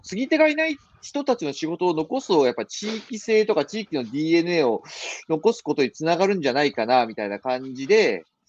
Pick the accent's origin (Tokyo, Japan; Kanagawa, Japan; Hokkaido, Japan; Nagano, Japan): Kanagawa, Japan; Yokohama; moved away as an adult; now in Okayama, Japan; 出身は横浜ですね。